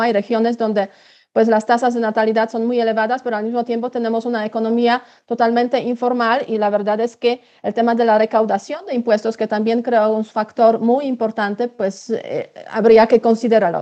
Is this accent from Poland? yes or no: yes; Poland